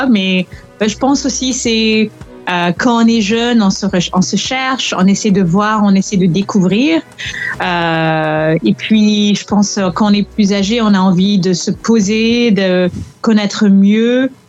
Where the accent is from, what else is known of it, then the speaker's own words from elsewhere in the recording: France; Par contre, en tant que Français à l'étranger